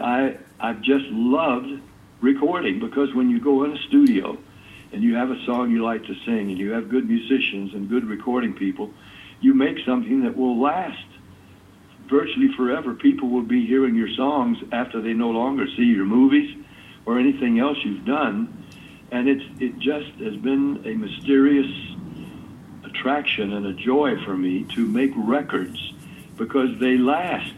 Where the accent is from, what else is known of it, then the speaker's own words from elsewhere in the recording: Nashville, Tennessee, United States; I'm a country boy. I grew up in Nashville